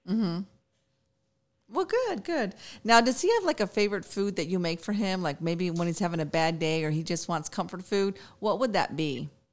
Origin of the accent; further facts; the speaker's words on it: Chicago, Illinois, United States; I'm from Chicago